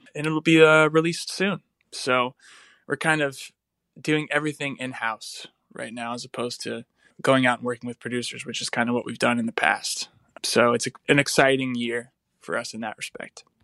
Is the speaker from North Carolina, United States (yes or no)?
yes; North Carolina, United States; now in Nashville, United States; I'm from North Carolina